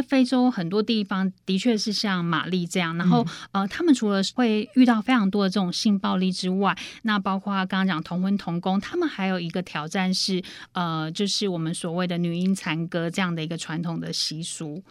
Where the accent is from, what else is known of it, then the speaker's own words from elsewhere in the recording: Taiwan; 我们台湾这么小的一个地方